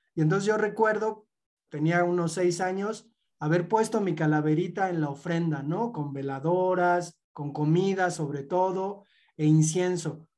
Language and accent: Spanish; Mexico; como mexicanos y como niños mexicanos